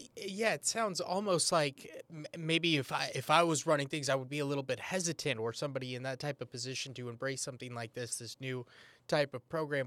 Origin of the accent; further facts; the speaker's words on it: San Antonio, Texas, United States; I'm from San Antonio, Texas